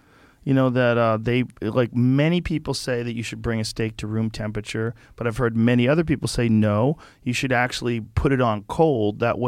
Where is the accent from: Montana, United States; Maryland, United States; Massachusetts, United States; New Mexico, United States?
Massachusetts, United States; Boston; also born or lived in Newark, New Jersey; I grew up in Boston